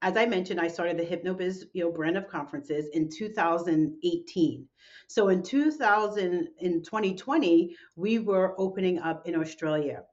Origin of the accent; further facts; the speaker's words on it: New York City, New York, United States; my hometown of New York City